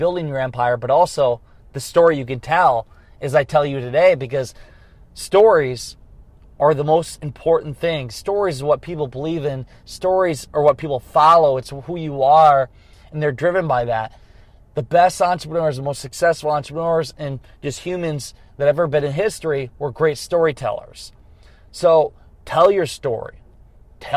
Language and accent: English; Garnavillo, Iowa, United States; also born or lived in Dubuque, Iowa; I was living in Dubuque, Iowa, which is an hour from my hometown, Garnavillo